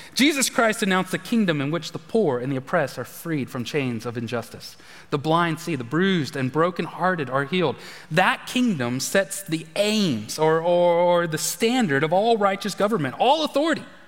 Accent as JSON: {"language": "English", "country": "United States", "said": "I'm an American. I'm American"}